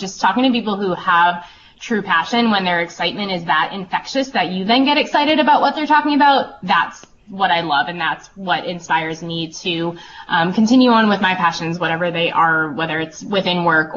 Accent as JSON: {"language": "English", "town": "North Andover", "region": "Massachusetts", "country": "United States", "tie": "born or raised there", "moved": "as an adult", "lives_now": "Vermont, United States", "said": "I was a kid growing up in Massachusetts"}